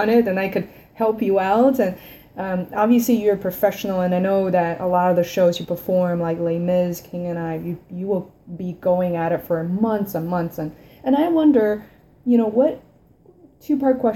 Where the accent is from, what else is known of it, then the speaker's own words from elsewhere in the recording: China; moved away; growing up in China